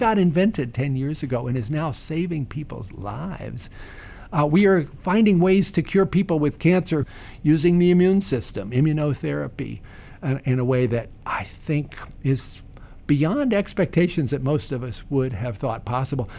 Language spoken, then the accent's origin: English; Staunton, Virginia, United States; Stanton, Virginia, my hometown